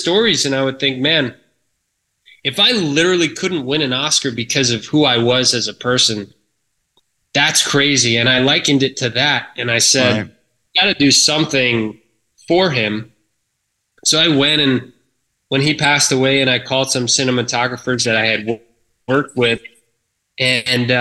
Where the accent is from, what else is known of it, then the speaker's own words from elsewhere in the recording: Brookville, New York, United States; I grew up in a little town called Brookville, Long Island, New York.